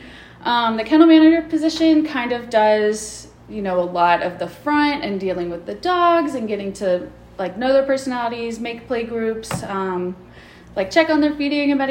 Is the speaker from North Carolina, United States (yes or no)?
yes; Waynesville, North Carolina, United States; I grew up not far away. I just am in Waynesville. So I grew up there